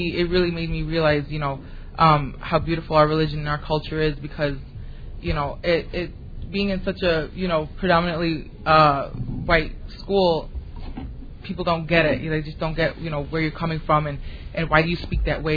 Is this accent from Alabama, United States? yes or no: no; Chicago, Illinois, United States; I grew up in Chicago on the north side